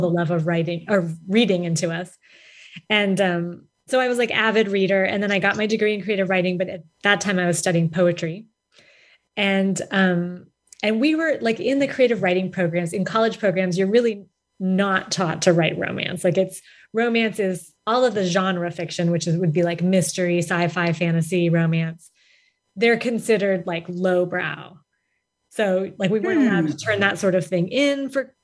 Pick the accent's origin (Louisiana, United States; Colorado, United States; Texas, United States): Colorado, United States; Denver; moved away as an adult; also born or lived in Galesburg, Illinois; now in Tucson, United States; I grew up in Denver